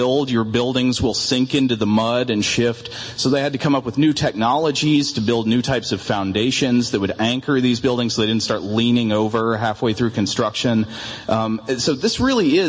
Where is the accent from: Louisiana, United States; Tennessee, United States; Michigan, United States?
Tennessee, United States; now in Atlanta, United States; growing up in Tennessee